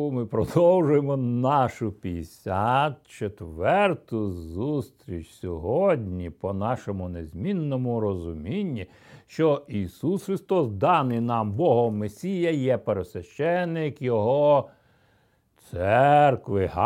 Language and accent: Ukrainian; Ukraine; also born or lived in Russia; де 5-6 років я з Росії повернувся в це село за, біля Білорусі і Росії. Якраз було видно той міст, який вів через річку до Чорнобиля